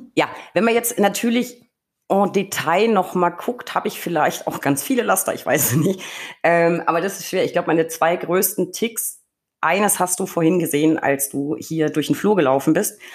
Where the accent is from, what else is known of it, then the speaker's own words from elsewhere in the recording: Franconia, Bavaria, Germany; ist es meine Heimat. Es ist Franken